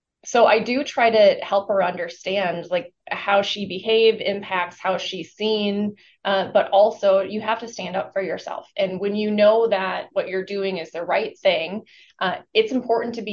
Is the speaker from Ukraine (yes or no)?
no; Minnesota, United States; Although I am from Minnesota and we are known to be very Minnesota nice